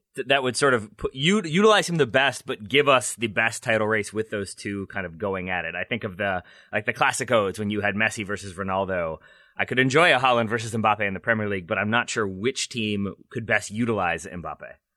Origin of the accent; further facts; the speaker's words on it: United States; as an American